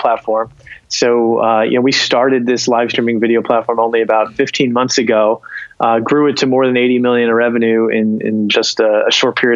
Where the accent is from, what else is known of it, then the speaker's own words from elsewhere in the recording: South Plainfield, New Jersey, United States; also born or lived in Pennington, New Jersey; I'm from South Plainfield, New Jersey originally